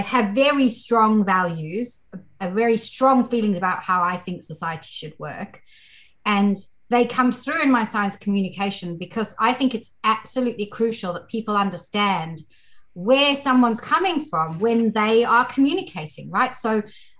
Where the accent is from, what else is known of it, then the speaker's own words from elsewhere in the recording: South Africa; I grew up in South Africa